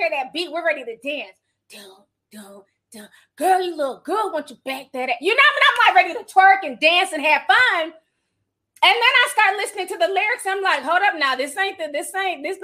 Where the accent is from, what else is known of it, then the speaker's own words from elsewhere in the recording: St. Paul, Minnesota, United States; I grew up in St. Paul.